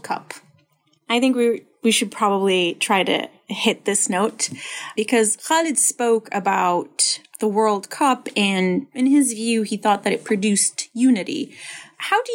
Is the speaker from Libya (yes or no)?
yes; Libya; moved away; I grew up in Libya.